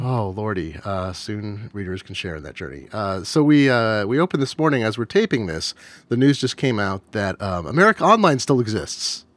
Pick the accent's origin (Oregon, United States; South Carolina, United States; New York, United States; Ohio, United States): Oregon, United States; I grew up in Oregon